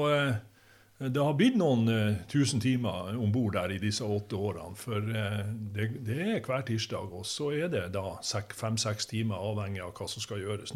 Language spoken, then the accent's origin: Norwegian; Ankenesstrand, Nordland, Norway; also born or lived in Bogen; vi flytta fra Bogen og til Ankenesstrand at, og bodde øverst i Brattbakken